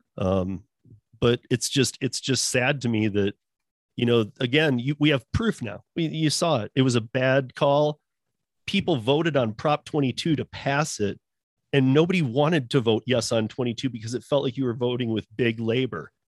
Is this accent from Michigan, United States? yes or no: yes; Michigan, United States; growing up in Michigan